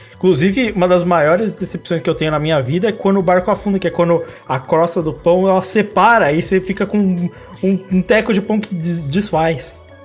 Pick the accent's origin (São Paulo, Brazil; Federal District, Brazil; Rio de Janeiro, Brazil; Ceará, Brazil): São Paulo, Brazil; eu sou de São Paulo